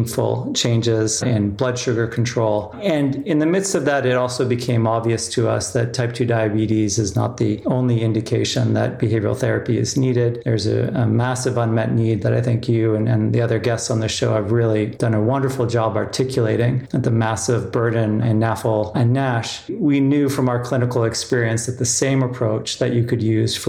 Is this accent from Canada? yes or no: yes; Canada; also born or lived in South Africa / San Francisco; I was born in the Southern Hemisphere in South Africa. I grew up in Canada.